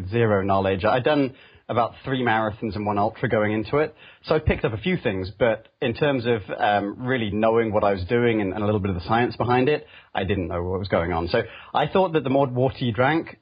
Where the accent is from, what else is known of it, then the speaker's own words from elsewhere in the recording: United Kingdom; moved away as an adult; also born or lived in London; now in California, United States; I come from the UK, you can probably tell that from my accent, but I live over in California now on the east edge of the Bay Area